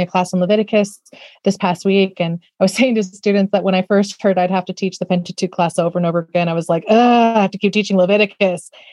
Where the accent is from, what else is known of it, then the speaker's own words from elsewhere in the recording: Austin, Texas, United States; Austin, where I'm from, my hometown